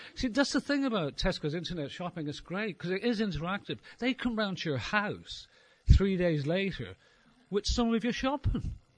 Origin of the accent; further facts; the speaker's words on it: Ireland; being Irish